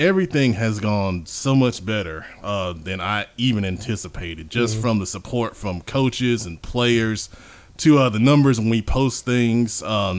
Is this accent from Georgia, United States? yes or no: no; Charlotte, North Carolina, United States; I am from Charlotte.